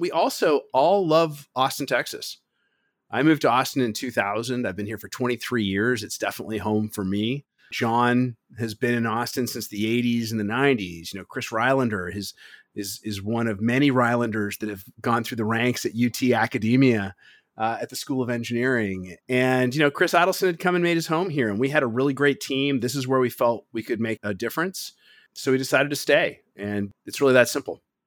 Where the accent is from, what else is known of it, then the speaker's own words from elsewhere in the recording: Toronto, Ontario, Canada; moved away; originally, I'm from Toronto